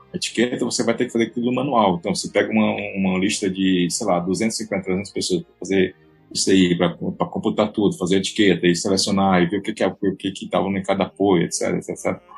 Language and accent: Portuguese; Ceará, Brazil; Eu sou brasileiro, beleza, tranquilo, eu sou brasileiro cearense